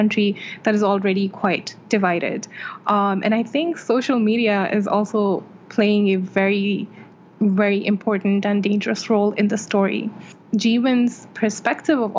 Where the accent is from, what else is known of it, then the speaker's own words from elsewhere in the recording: Saudi Arabia; moved away as an adult; now in India; I was born and raised in Saudi Arabia, where I lived until very recently, and I currently live in India.